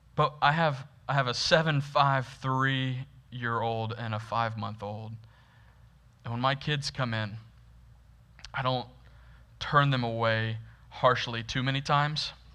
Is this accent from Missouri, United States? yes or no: no; Florida, United States; Growing up in Florida, which is like the, the deepest South you can technically get